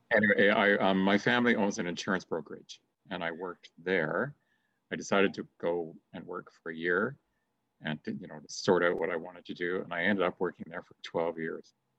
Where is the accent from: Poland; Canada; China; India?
Canada; Mississauga, Ontario; I grew up in Streetsville.